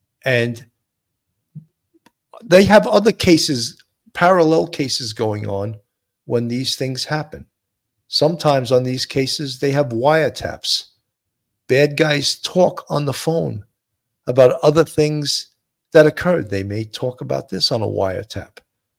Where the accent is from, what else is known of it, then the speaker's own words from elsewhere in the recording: California, United States; from the North County.